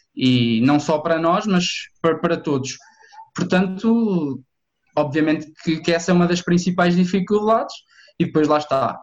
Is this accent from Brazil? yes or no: no; Santa Comba Dão, Viseu, Portugal; also born or lived in Coimbra; completei a secundária na, em Santa Combadão, de onde, de onde eu sou natural